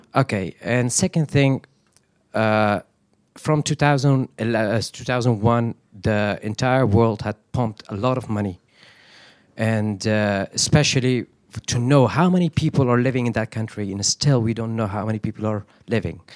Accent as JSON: {"language": "English", "country": "Afghanistan", "said": "I come from Afghanistan"}